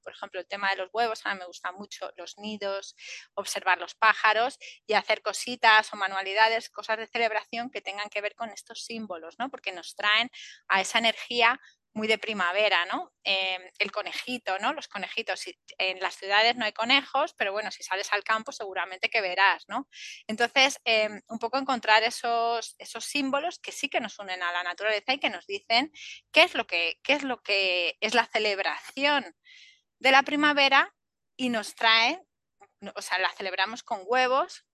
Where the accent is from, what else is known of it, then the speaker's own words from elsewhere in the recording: Spain; a nosotros, a la península